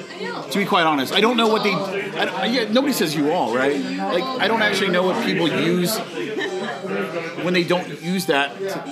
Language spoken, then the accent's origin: English; Texas, United States; I'm from Texas, so I'm totally okay.